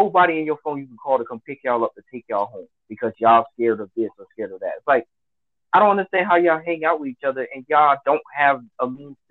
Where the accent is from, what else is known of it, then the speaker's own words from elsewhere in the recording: Miami, Florida, United States; now in California, United States; I grew up in Miami